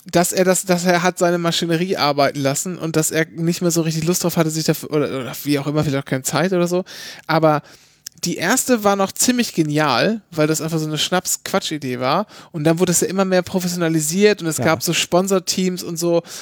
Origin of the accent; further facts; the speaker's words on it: Bavaria, Germany; Ich bin ja gar kein richtiger Bayer, ich komme ja aus Franken.